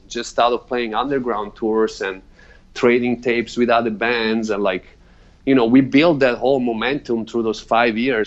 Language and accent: English; Italy; moved away; I grew up in Italy.